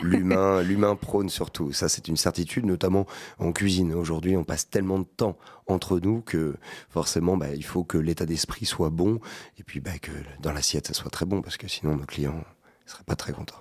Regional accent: Poitiers, Nouvelle-Aquitaine, France; je suis né aussi à Poitiers

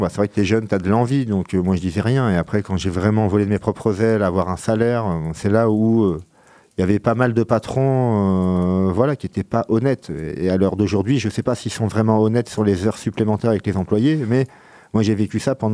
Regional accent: Aubergenville, Île-de-France, France; now in Poitiers, France; Je viens de Mantes-la-Jolie, à côté, dans les Yvelines. Précisément Aubergenville, 78.

